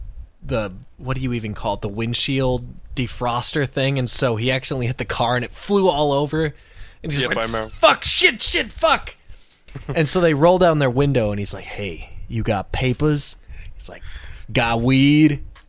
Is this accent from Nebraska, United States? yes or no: yes; Nebraska, United States; I'm from Nebraska.